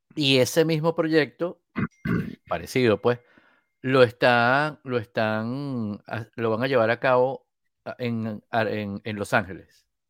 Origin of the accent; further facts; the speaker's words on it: Venezuela; venezolano de Venezuela.